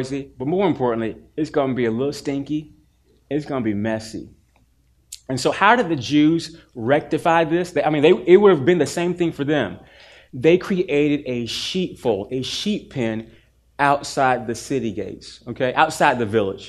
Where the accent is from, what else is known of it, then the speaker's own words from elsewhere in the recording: Durham, North Carolina, United States; also born or lived in Chapel Hill; I grew up in Durham, but I spent every weekend and almost all my summers in the country of Chapel Hill.